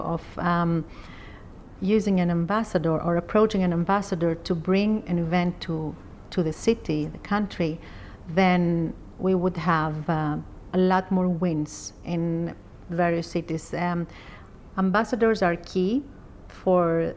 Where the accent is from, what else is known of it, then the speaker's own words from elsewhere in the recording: Athens, Attica, Greece; I come from Greece. I was born in Athens